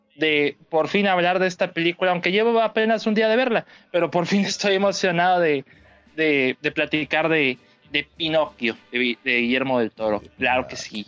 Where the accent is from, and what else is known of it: Nuevo León, Mexico